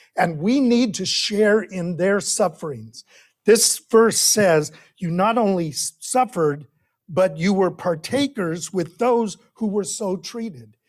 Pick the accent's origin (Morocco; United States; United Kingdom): United States; our history as American Christians